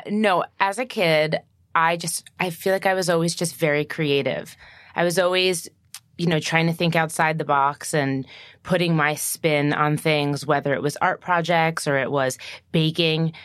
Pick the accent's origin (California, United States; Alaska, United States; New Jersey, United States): New Jersey, United States; I'm from New Jersey